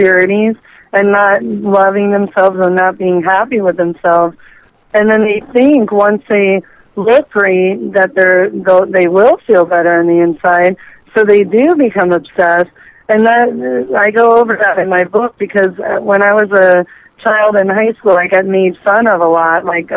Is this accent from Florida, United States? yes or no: yes; Miami, Florida, United States; I was born and raised in South Florida, Miami, Florida.